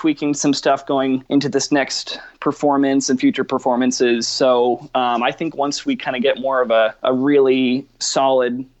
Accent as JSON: {"language": "English", "town": "Atlanta", "region": "Georgia", "country": "United States", "tie": "born or raised there", "said": "Atlanta's my hometown too"}